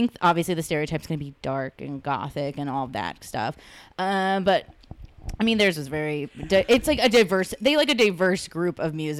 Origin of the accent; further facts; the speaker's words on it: Los Angeles, California, United States; I'm from East LA.